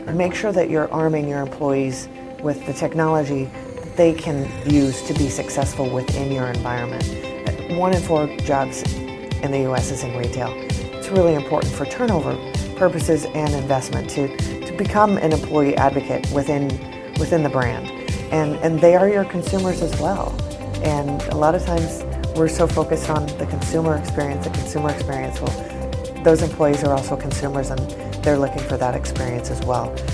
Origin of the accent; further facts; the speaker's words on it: Alaska, United States; now in Dallas, United States; Well, Dez, I'm originally from Alaska. Wow. I've lived in 10 states. Currently, I reside in Dallas, Texas, uh, which is state number 10.